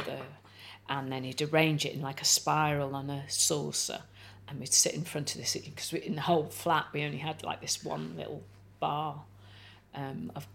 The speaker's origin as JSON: {"language": "English", "town": "Rhyl", "region": "Wales", "country": "United Kingdom", "tie": "born or raised there", "also_born_or_lived": "Bedford / Prestatyn", "said": "the only family I've ever known is my Welsh family, and I grew up in Wales."}